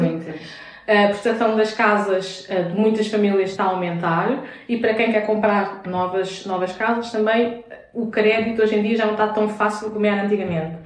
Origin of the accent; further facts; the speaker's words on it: Vila Franca de Xira, Lisbon, Portugal; also born or lived in Castelo Branco / Brazil; eu sou portuguesa, portanto eu já nasci aqui em Portugal, nasci em Vila Franca de Xira.